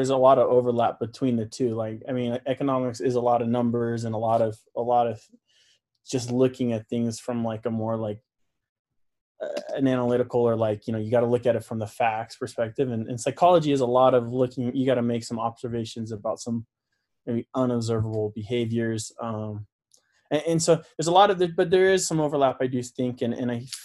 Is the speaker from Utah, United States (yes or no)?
yes; Utah, United States; also born or lived in Florida; I was born in Florida, grew up mostly in Utah